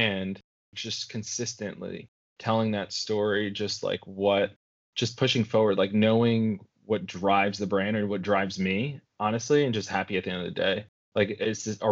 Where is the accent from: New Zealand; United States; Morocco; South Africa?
United States; New York City, New York; growing up in New York